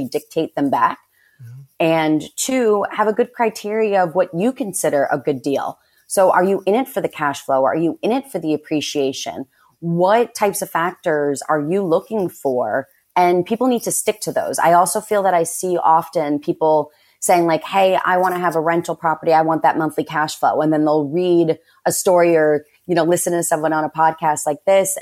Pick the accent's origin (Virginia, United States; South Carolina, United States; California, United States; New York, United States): New York, United States; also born or lived in Dominican Republic; I'm a New Yorker